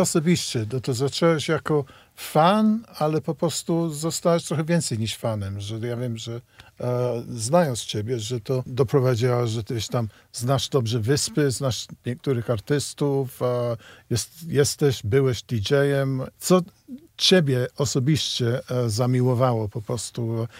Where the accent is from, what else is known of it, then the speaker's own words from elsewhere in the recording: United Kingdom; Polish is a second language; moved away; ja z Wielkiej Brytanii, gdzie ja się trochę wychowałem na muzyce soul i reggae